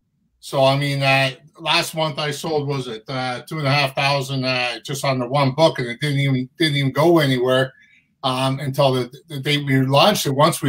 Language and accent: English; Mississauga, Ontario, Canada; now in Hamilton, Canada; In Mississauga, Ontario. Down by Toronto.